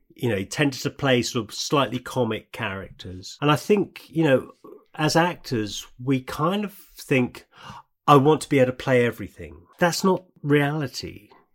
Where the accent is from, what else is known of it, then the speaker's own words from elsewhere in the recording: United Kingdom; We're British